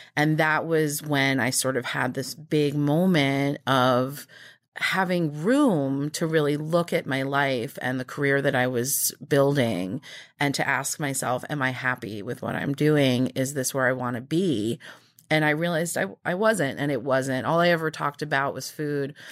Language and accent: English; Nassau County, Long Island, New York, United States; also born or lived in New Mexico; I was born in New Mexico, but we moved to New York when I was two. And I grew up out in Nassau County